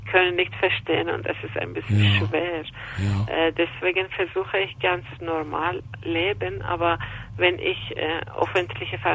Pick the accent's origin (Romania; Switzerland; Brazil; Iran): Iran; now in Austria; ich komme aus dem Iran